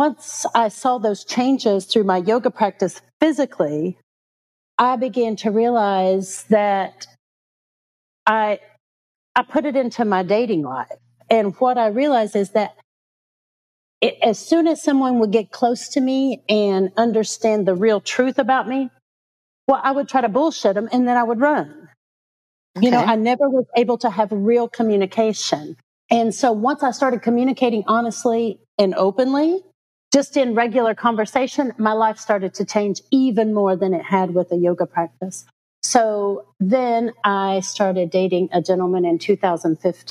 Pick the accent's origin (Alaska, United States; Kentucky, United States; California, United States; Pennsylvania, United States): Kentucky, United States; Lexington; I'm originally from Lexington, Kentucky